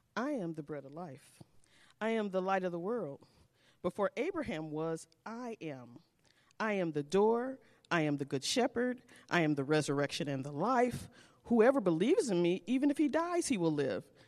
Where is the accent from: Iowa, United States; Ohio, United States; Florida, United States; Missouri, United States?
Missouri, United States; St. Louis; Saint Louis, Missouri